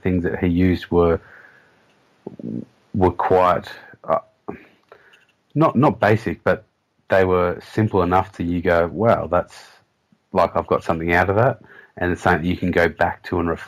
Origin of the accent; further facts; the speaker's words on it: Sydney, New South Wales, Australia; my hometown of Sydney, so I had all my good schoolmates there